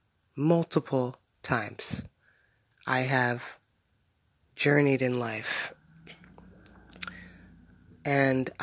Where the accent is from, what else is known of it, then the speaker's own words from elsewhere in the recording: Bloomsburg, Pennsylvania, United States; moved away as an adult; my hometown where I've lived for 25 years of my life, practically, where I grew up